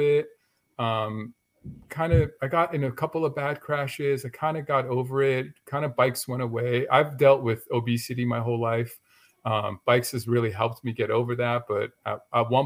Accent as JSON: {"language": "English", "town": "Los Angeles", "region": "California", "country": "United States", "tie": "born or raised there", "said": "I grew up in LA in the San Fernando Valley"}